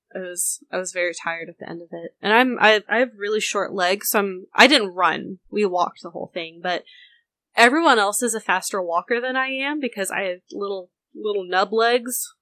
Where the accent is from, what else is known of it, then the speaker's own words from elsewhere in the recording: the South, United States; I was raised in the South, but my family is not Southern.